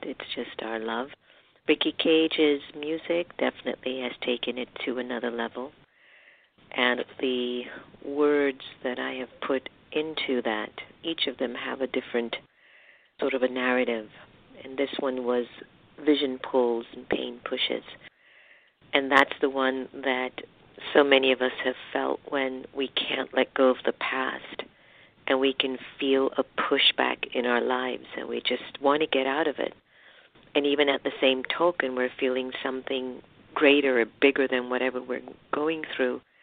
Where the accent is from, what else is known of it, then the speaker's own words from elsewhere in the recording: United States; my heritage being half Indian and half African Caribbean and being raised in the United States